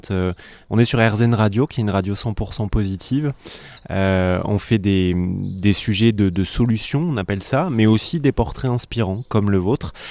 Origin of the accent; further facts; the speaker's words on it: Toulouse, Occitania, France; accent: Toulousain; Moi, je l'ai perdu mon accent quand j'ai commencé la radio, parce que j'avais l'accent toulousain aussi. Mais euh, quand je reviens, quand je suis à Toulouse, il, a tendance à, revenir en galopant assez rapidement sur certains mots.